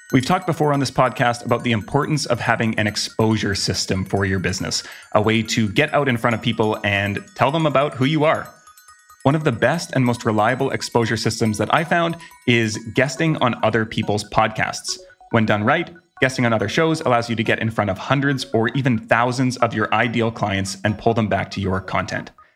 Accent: Vancouver, British Columbia, Canada; my hometown of Vancouver, Canada

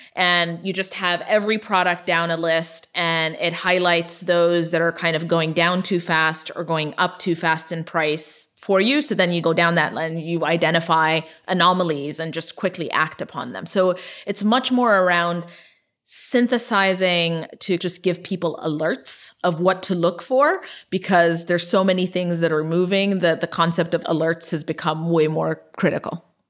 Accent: Ethiopia; moved away; I was born and raised in Ethiopia

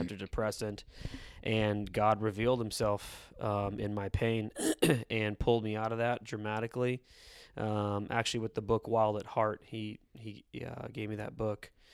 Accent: San Diego, California, United States; born and raised in East San Diego

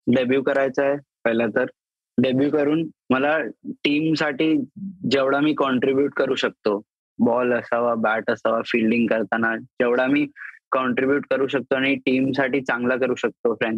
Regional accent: Rajasthan, India; मी आहे राजस्थानी आहे आमचं जेवण असतंच घी वगैरे

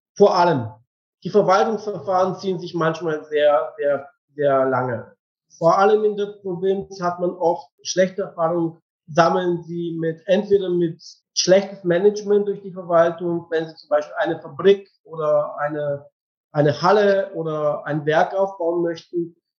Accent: Bulgaria; German is a second language; moved away as an adult; also born or lived in Leipzig; ich bin in Bulgarien geboren und aufgewachsen. Ich bin Bulgarin.

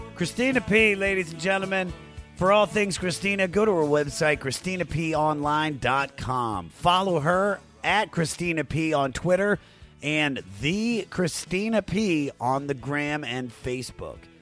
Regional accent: Washington, District of Columbia, United States; my hometown of Washington, D.C.

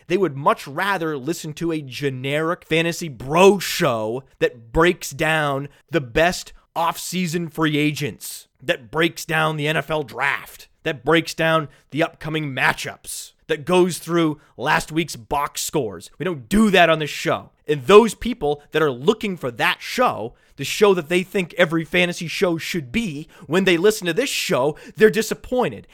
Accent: New England, United States; I am from New England

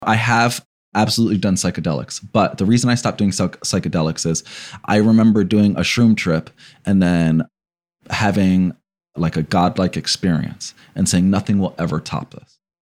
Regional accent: New Jersey, United States; I'm from New Jersey, and Passaic, Patterson, coupled, and Newark, right? And so you gr, I grew up around a lot of gangs

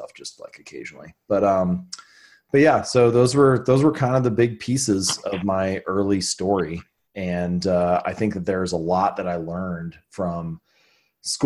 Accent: Hamilton, Ohio, United States; I was born and raised in Ohio, grew up in Hamilton, Ohio

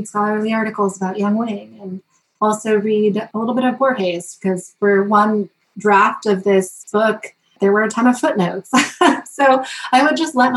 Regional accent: Wethersfield, Connecticut, United States; I grew up in Wethersfield. It's considered one of the most ancient towns in Connecticut

